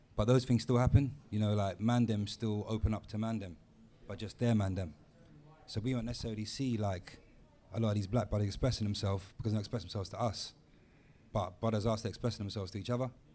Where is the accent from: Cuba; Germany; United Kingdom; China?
United Kingdom; London; I grew up in Tottenham